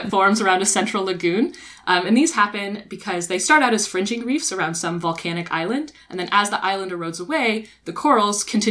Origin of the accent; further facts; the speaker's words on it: Texas, United States; moved away; I'm originally from Texas